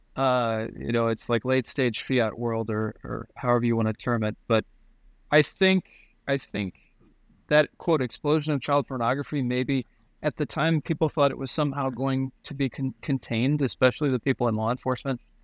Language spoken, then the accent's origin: English; United States; I'm an American